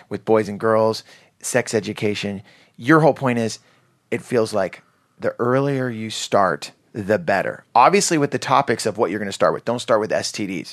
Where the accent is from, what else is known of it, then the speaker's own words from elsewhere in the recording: Santa Cruz Mountains, California, United States; I grew up in Santa Cruz Mountains